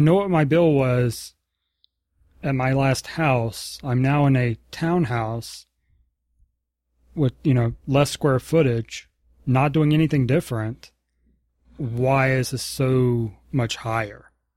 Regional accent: the South, United States; moved away; also born or lived in Virginia; growing up in the South

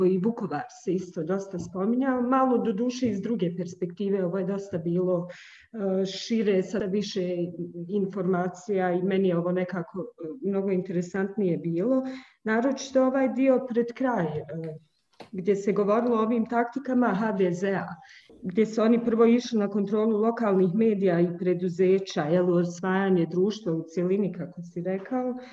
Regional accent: Bihać, Una-Sana Canton, Bosnia & Herzegovina; ja sam e, iz Bosne i Hercegovine, iz Bihaća, jako smo blizu gore Hrvatskoj

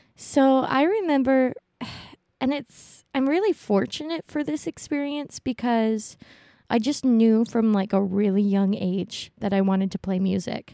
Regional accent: Honolulu, Hawaii, United States; moved away; also born or lived in US mainland; I was born in Honolulu, Hawaii.

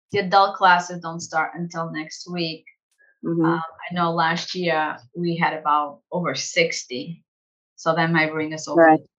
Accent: San Diego, California, United States; We have students from my hometown, San Diego.

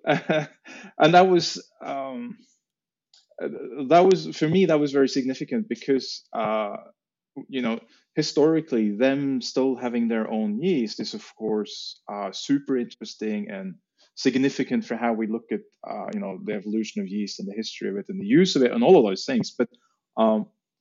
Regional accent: Norway; we had farmhouse in Norway

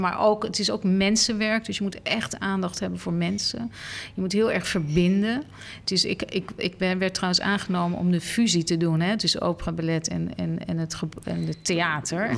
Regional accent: Netherlands; voor mij als Nederlander of als Europeaan

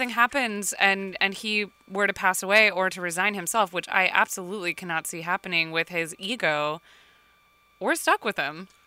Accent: Texas, United States; also born or lived in Florida; I grew up in Texas and and in Florida and spent all of my time in stables with horses.

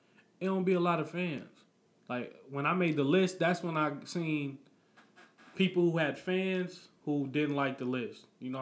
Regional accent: Peoria, Illinois, United States; I'm from here

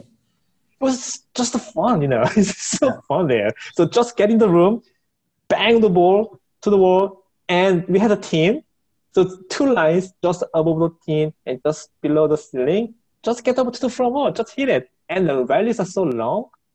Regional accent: Seoul, South Korea; I was born and raised in Seoul.

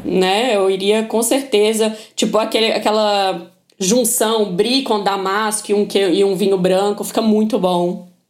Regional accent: Minas Gerais, Brazil; Eu sou mineira

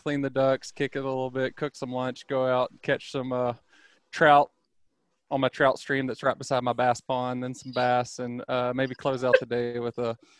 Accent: Southwest Arkansas, United States; I grew up in Southwest Arkansas, right between Hope and Nashville, deer country down there.

